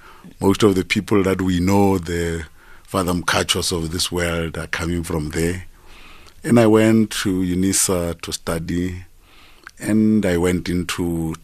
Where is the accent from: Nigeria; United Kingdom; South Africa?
South Africa; Polokwane, Limpopo; I was born in Polokwane.